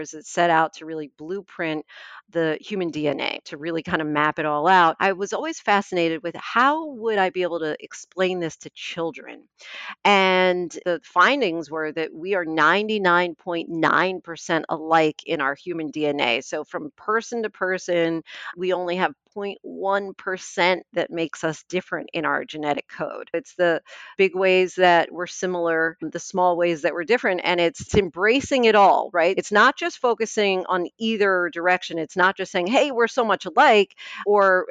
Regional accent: Moorestown, New Jersey, United States; So I am from South Jersey, from a town called Moorestown

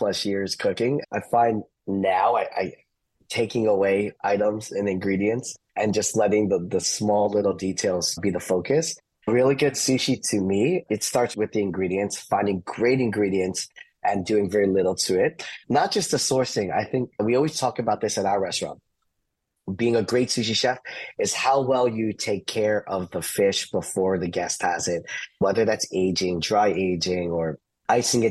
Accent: Orlando, Florida, United States; also born or lived in New Jersey; I grew up here in Orlando

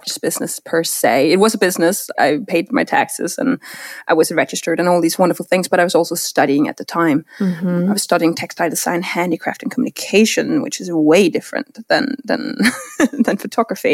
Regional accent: Denmark; moved away as an adult; now in Connecticut, United States; I'm born and raised in Denmark.

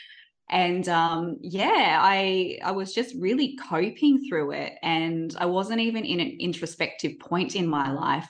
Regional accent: Perth, Western Australia, Australia; now in Melbourne, Australia; I grew up in Perth and I moved to Melbourne

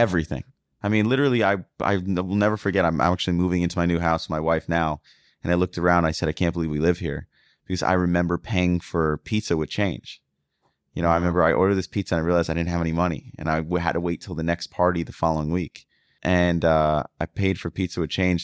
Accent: the North, United States; moved away; I was from the North

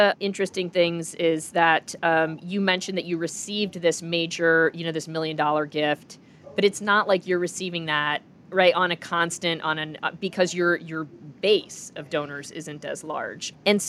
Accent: Minneapolis, Minnesota, United States; I grew up in Minneapolis.

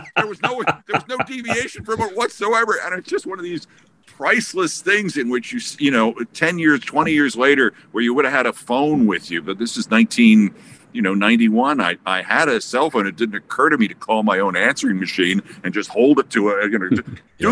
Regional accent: Bronx, New York, United States; Where are you from, Iowa? And I said, the Bronx.

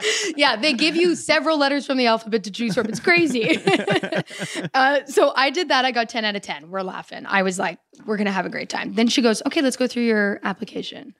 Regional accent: Canada; moved away as an adult; now in United States; I've been living here for ten years as a Canadian, but now I've been living here for about three weeks as an American

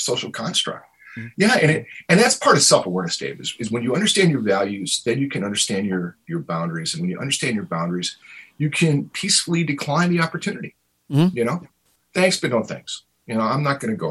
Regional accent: Cicero, Illinois, United States; also born or lived in Berwyn, Illinois; I grew up in Berwyn and Cicero, Illinois

